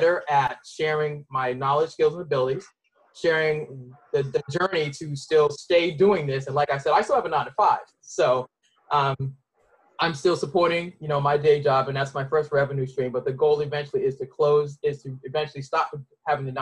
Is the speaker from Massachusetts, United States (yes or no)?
yes; Boston, Massachusetts, United States; moved away; I'm originally from Boston